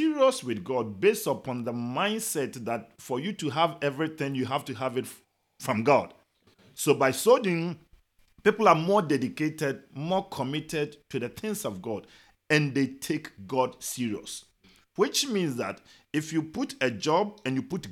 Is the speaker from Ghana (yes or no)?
yes; Ghana; now in United States; I'm from Ghana